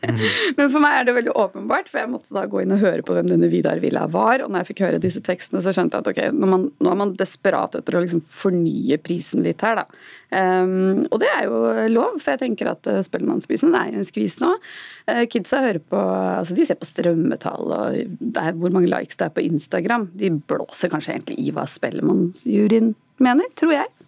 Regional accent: Norway; vi er nordmenn

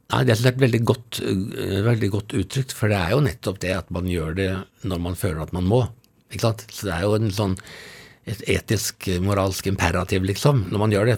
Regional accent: Oslo, Norway; Jeg vokste opp på Tonsenhagen i, i Oslo. Ja. Fra jeg var tre til jeg var 13

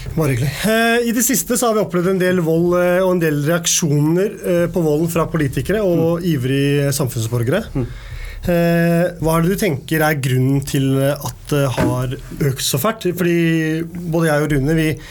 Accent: Oslo, Norway; jeg vokste opp på Tveita

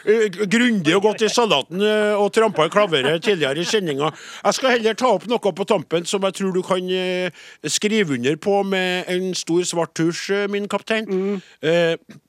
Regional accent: Trøndelag, Norway; jeg er jo fra Nord-Trøndelag

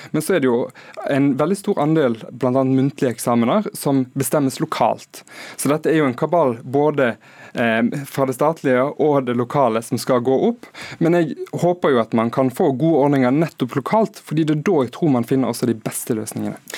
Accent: Hordaland, Vestland, Norway; Der jeg kommer fra i Hordaland

